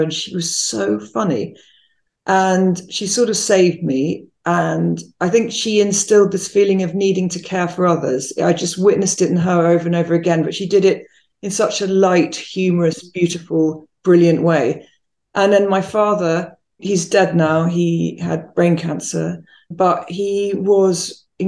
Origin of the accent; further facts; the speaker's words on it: London, United Kingdom; moved away as an adult; also born or lived in Spain; now in Chicago, United States; I'm from London.